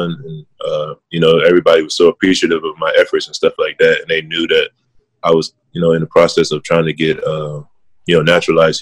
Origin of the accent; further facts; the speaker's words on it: United States; moved away as an adult; now in South Korea; me being American